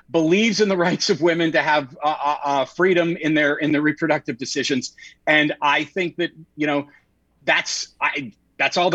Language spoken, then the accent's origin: English; Pittsburgh, Pennsylvania, United States; I grew up in Pittsburgh, was a huge Pirates fan.